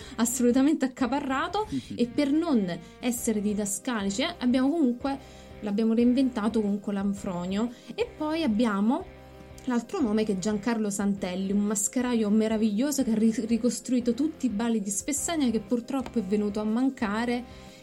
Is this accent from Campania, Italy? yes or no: yes; Torre le Nocelle, Campania, Italy; io vengo da Villino, cioè, in realtà vengo da un paesino vicino a Villino che è Torre le Nucelle